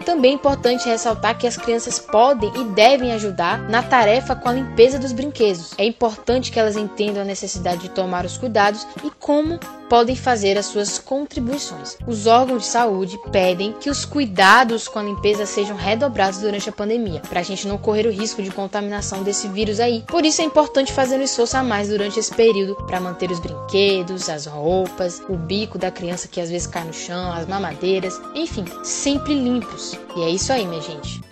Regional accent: Bahia, Brazil; Brasileiro, baiano

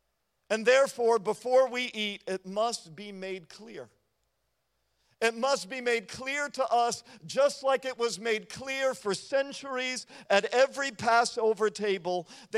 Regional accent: United States

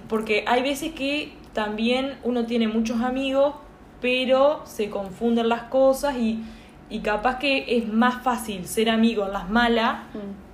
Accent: Uruguay; moved away as an adult; now in Montevideo, Uruguay; soy del interior de, Uruguay

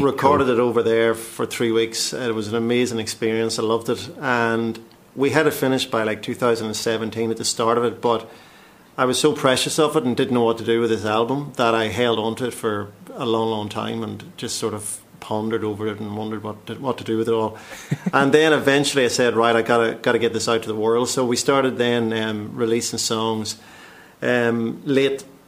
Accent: County Tyrone, Northern Ireland, United Kingdom; moved away as an adult; now in London, United Kingdom; I'm uh, obviously originally Northern Ireland, County Tyrone, but i um, been living in London 18 years, give or take.

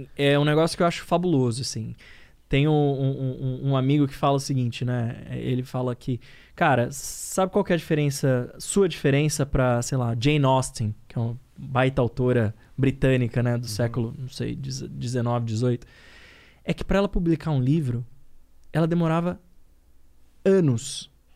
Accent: São Paulo, Brazil; moved away; also born or lived in Minas Gerais; Eu sou paulistano da Zona Leste, meu. Sou nascido em São Miguel Paulista

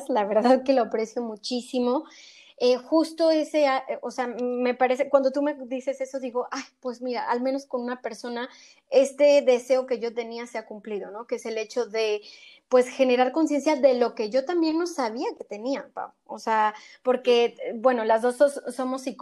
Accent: Mexico; moved away as an adult; also born or lived in Argentina; now in Spain; soy orgullosamente mexicana igual que tú, inmigrante también, eh, yo vivo en España

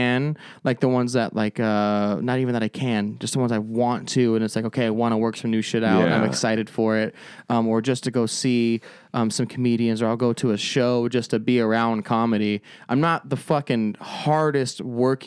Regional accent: Phoenix, Arizona, United States; also born or lived in Avondale; I'm from Phoenix

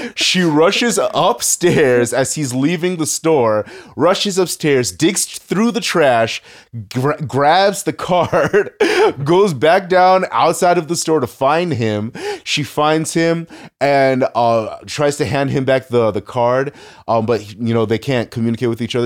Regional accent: United States; as an American

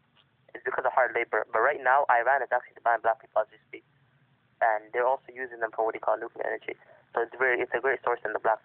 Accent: South Africa; my country too, and I'm South African

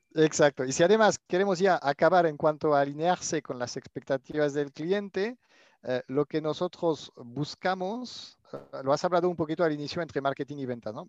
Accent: France; accent: French; Spanish is a second language; moved away as an adult; now in Barcelona, Spain; mi acento francés. He pasado la mitad de mi vida eh, en Francia hasta finalizar mis estudios y después empecé a, trabajar en compras en Barcelona y desde entonces me, me quedé.

